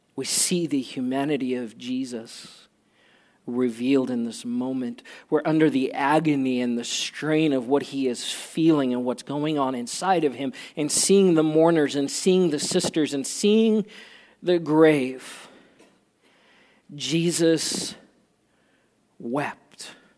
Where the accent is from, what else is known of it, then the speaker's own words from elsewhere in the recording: South Africa; moved away; I grew up in South Africa where, um, and I learned Afrikaans when, when I grew up